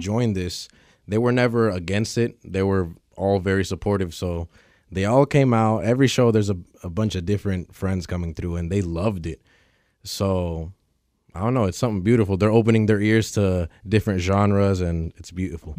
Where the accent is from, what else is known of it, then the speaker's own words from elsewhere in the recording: Federal Way, Washington, United States; I'm from Federal Way